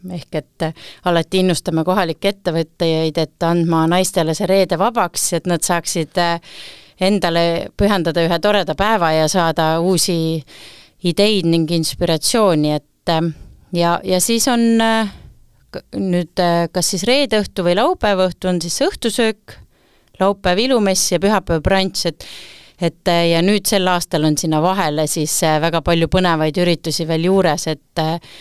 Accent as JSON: {"language": "Estonian", "town": "Tallinn", "region": "Harju County", "country": "Estonia", "tie": "born or raised there", "moved": "as an adult", "lives_now": "Saaremaa, Estonia", "said": "tegelikult olen põline Tallinna tüdruk, viimased eh, üheksa aastat olen elanud Saaremaal"}